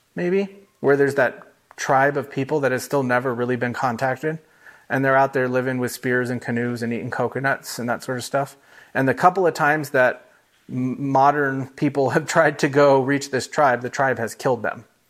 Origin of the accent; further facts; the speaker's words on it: United States; first language English; I'm the American that's surprised when somebody doesn't speak English